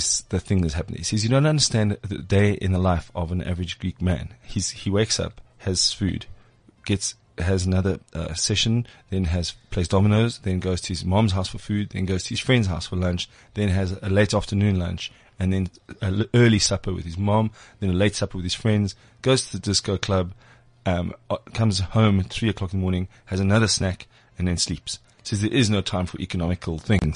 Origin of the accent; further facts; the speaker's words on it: Springs, Gauteng, South Africa; I was born in Springs